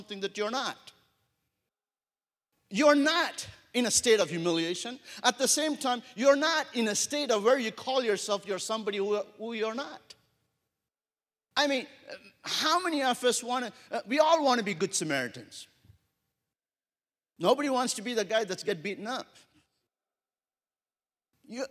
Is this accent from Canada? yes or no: no; India; moved away as an adult; also born or lived in Wyoming / Africa / America; I grew up in India for my first 22 years of my life. And I grew up in a city of 10 million people.